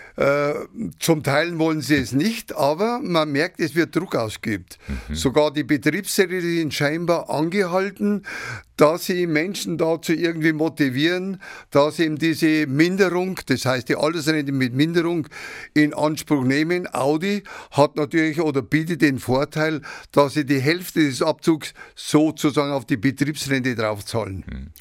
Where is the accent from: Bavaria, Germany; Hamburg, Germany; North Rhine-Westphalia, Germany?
Bavaria, Germany; Ingolstadt; also born or lived in Mährisch Schönberg (Šumperk), Czech Republic; Ich bin ein Sudetenländer, mit fünf Jahren nach Etting gekommen, mhm. stammend aus dem Altvatergebirge, aus Merisch-Schönberg und habe also meine Jugend in Etting erlebt